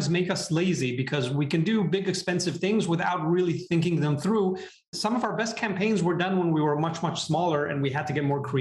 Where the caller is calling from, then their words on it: San Francisco, California, United States; Hi, Lloyd, and good morning from not so sunny San Francisco.